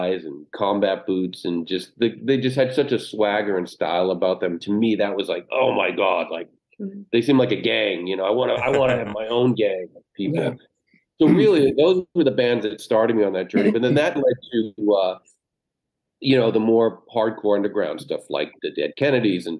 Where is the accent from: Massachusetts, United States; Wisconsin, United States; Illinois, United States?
Massachusetts, United States; Haverhill; moved away; growing up in Haverhill, you know, it's like we said, it's a small town in Massachusetts